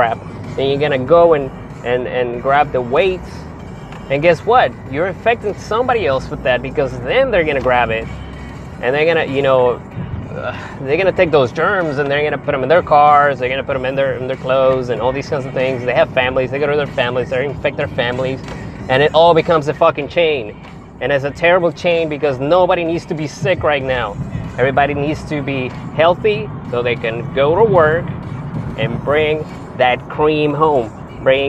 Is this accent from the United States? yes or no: yes; Texas, United States; I'm a Texan. I live in Texas